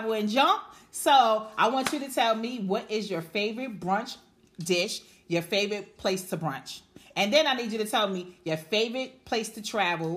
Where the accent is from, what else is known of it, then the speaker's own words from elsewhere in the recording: New York City, New York, United States; we're from the Bronx